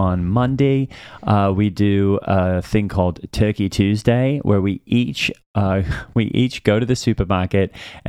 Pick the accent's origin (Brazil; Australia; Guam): Australia; clearly I'm from Australia.